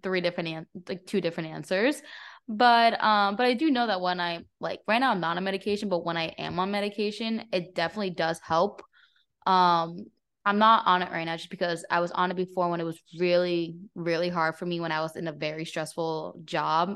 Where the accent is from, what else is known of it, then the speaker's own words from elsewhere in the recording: New Jersey, United States; moved away as an adult; also born or lived in Florida; I grew up in New Jersey, in North Jersey